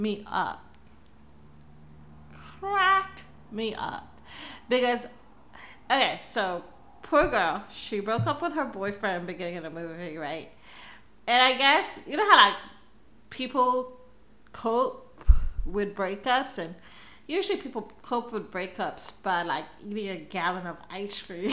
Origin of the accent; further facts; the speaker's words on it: Philippines; I'm Filipino. I'm Asian